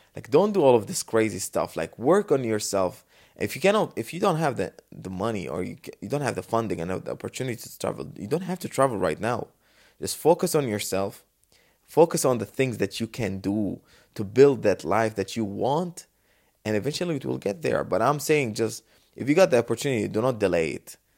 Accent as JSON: {"language": "English", "region": "Dubai", "country": "United Arab Emirates", "said": "But I'm from Dubai, the safest city on the world, the best city"}